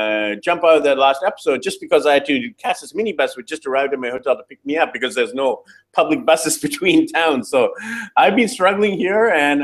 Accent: Burnaby, British Columbia, Canada; I'm actually from, like, Burnaby.

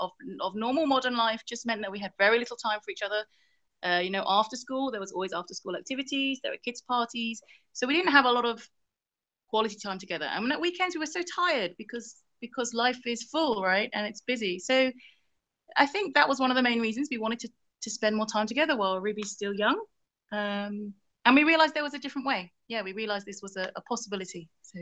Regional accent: Bristol, South West England, United Kingdom; moved away as an adult; also born or lived in Valencia, Spain / Athens, Greece / Hong Kong / Fukuoka, Japan; now in Ubud, Indonesia; We're from a city called Bristol in England, southwest England. And we started traveling about 16 months ago.

